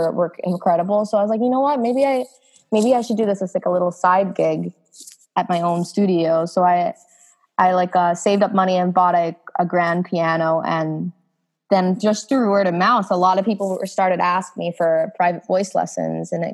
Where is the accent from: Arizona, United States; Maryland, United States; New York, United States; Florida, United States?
New York, United States; New York City; I'm from Sunnyside, Queens